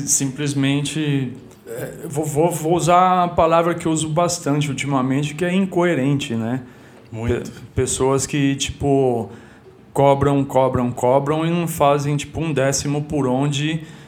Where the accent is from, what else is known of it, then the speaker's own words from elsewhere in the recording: Guarulhos, São Paulo, Brazil; moved away as an adult; also born or lived in Stockholm, Sweden; eu digo de onde eu vim né tipo do, de Guarulhos